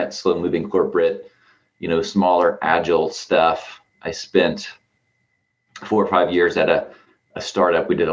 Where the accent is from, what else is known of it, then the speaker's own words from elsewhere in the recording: Southern Ohio, United States; now in Columbus, United States; I grew up actually in Southern Ohio. I tell everybody I had sort of 1 foot in and 1 foot out of Appalachia